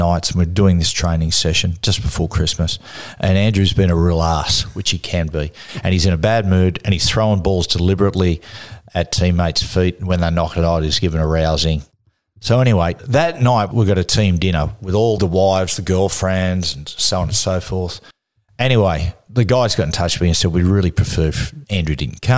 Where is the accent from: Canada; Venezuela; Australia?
Australia; Cessnock, New South Wales; I grew up in Hunter Valley in Cessnock.